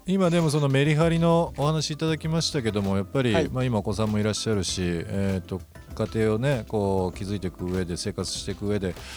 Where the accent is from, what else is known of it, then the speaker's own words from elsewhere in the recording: Izumo, Shimane, Japan; now in Tokyo, Japan; 僕の地元でもあります、えー、出雲ですけども